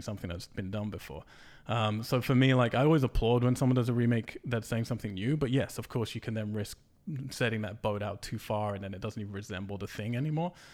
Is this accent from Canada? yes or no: no; England, United Kingdom; I'm English